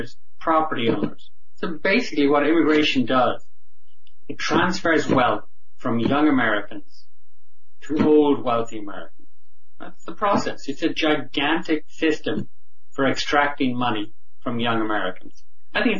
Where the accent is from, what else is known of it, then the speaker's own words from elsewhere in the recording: Ireland; now in United States; I'm an Irish immigrant